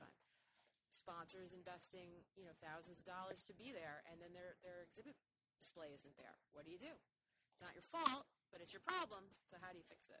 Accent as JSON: {"language": "English", "region": "just north of New York City", "country": "United States", "tie": "born or raised there", "also_born_or_lived": "Manhattan, New York", "moved": "as an adult", "lives_now": "Boston, United States", "said": "I grew up in New York, um, just north of New York City, and I went to college in New York as well"}